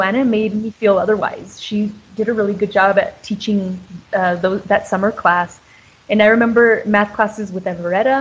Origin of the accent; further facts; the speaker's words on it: Colorado, United States; moved away; also born or lived in Clovis; I moved from Colorado to Clovis